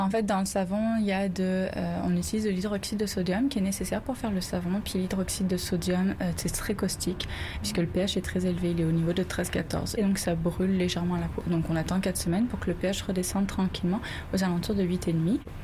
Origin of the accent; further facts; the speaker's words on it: France; moved away as an adult; now in Montreal, Canada; Je suis française